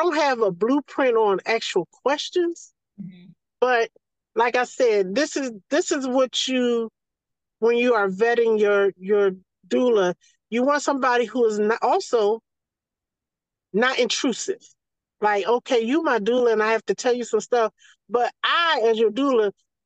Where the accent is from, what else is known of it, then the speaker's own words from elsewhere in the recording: the South, United States; accent: Southern; as soon as they hear my accent or my vernacular, they know it's some South in me